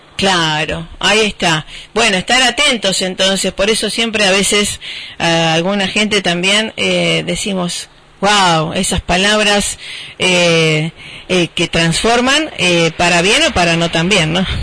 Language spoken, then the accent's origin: Spanish; Rosario, Santa Fe, Argentina; born or raised there